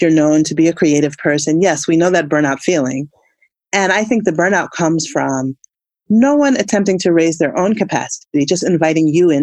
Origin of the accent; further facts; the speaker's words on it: United States; as a African-American woman